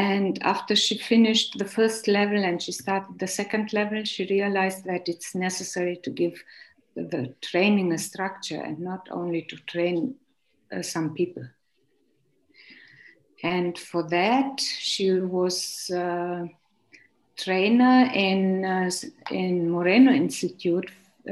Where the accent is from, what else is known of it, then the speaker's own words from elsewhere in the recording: Romania; moved away; also born or lived in Hungary; coming from Romania